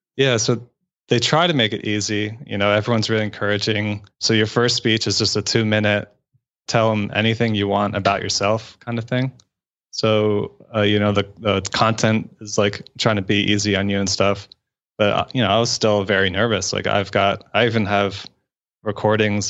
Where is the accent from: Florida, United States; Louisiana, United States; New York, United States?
Florida, United States; now in Atlanta, United States; I grew up in Florida